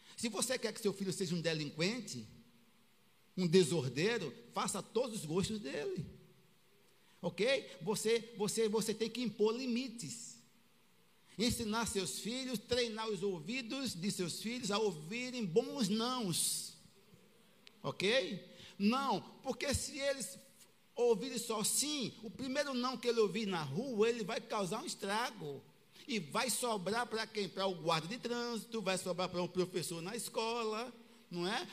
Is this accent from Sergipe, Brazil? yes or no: yes; Aracaju, Sergipe, Brazil; fui criado com uma família em Aracaju. Pequeno